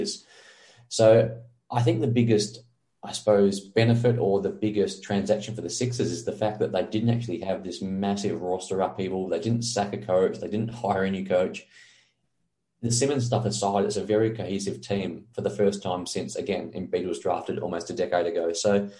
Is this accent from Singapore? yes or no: no; Australia; we're both from Australia